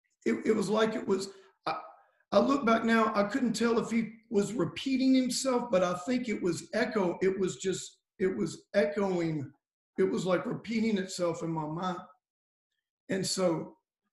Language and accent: English; Cajun, Louisiana, United States; I'm a Cajun pagan Gentile